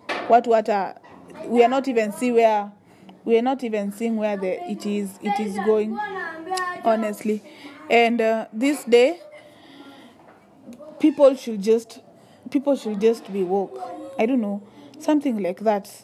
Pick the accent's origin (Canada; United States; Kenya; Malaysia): Kenya; Loitokitok, Kajiado County; I come from Le Tok Tok and it's in the Maasai community